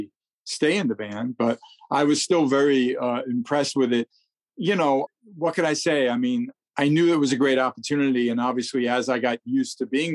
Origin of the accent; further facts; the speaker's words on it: New York City, New York, United States; also born or lived in Queens; I grew up in New York